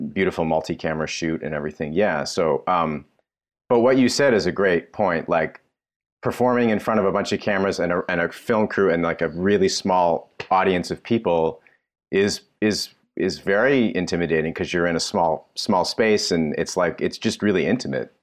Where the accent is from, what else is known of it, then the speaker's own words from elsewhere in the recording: Toronto, Ontario, Canada; moved away; I was born and raised in Toronto